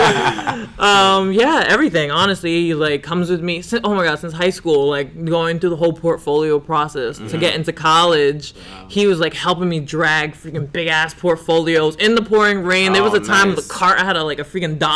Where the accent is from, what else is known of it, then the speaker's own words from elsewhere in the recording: New York City, New York, United States; I'm from Brownsville originally